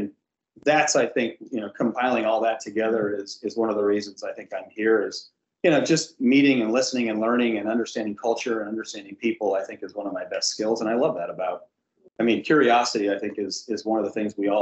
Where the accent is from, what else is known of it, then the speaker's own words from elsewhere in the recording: Dallas, Texas, United States; also born or lived in Chicago; now in Florida, United States; I grew up in the Dallas, Texas area